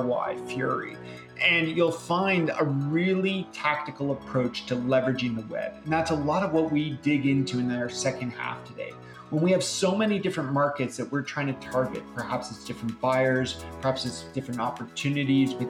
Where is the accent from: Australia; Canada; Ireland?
Canada; I'm a Canadian too